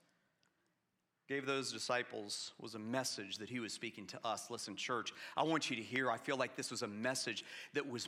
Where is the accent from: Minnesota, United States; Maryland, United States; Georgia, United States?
Georgia, United States; Atlanta; I grew up in Atlanta in the 1980s